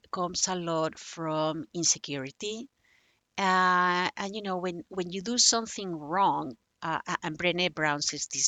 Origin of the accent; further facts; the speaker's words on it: Barcelona, Catalonia, Spain; English is a second language; spain has four languages I was from Barcelona. Barcelona, uh, native language is Catalan, but it was mm-hmm. forbidden. So I couldn't actually even learn Catalan, you know, to write it and to and to read it until I was 19.